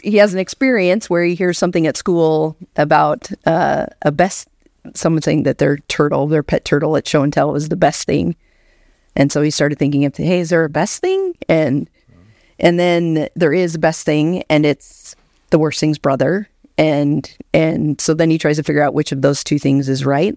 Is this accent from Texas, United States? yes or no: no; Anchorage, Alaska, United States; moved away; born and raised in Anchorage, Alaska